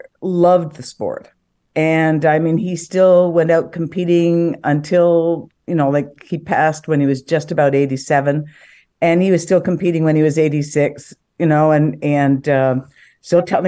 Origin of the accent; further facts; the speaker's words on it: Edmonton, Alberta, Canada; also born or lived in Calgary, Canada; I grew up in Calgary and then in Edmonton, and I played junior high sport.